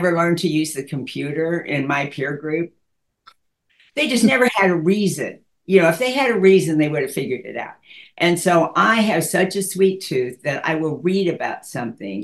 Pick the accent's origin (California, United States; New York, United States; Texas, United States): Texas, United States; Dallas; I grew up in Dallas and went to school there, and then went to North Texas in Denton